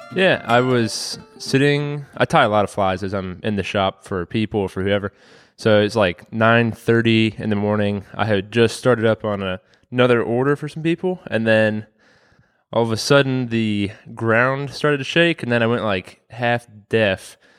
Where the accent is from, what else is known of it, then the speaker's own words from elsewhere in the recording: Waynesboro, Virginia, United States; I grew up in Waynesboro